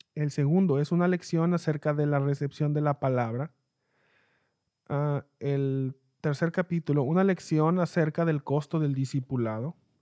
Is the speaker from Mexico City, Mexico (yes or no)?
no; Mexicali, Baja California, Mexico; yo soy de Mexicali, México.